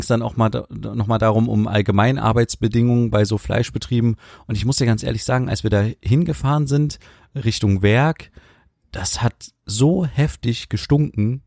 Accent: Germany; wir als Deutsche

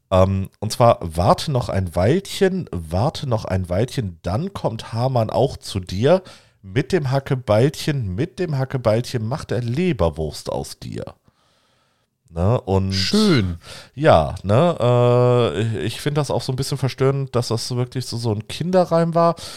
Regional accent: Göttingen, Lower Saxony, Germany; die Leine fließt auch durch Göttingen, meinen Geburtsort.

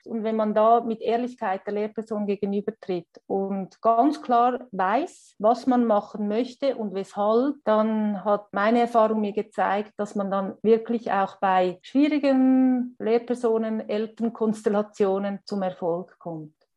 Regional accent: Switzerland; Bei uns in der Schweiz

